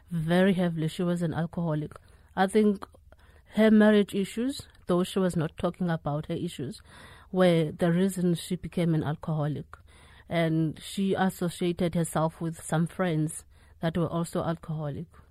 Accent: Eastern Cape, South Africa; I was raised in the Eastern Cape

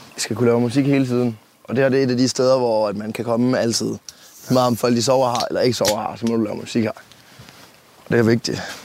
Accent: West Jutland, Central Denmark Region, Denmark; accent: West Jutlandic; som en vestjysk indfødt

